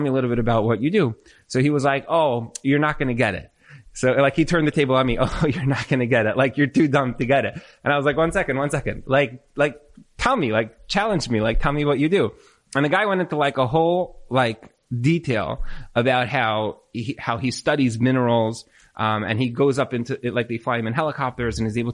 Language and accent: English; New York, United States; I'm from New York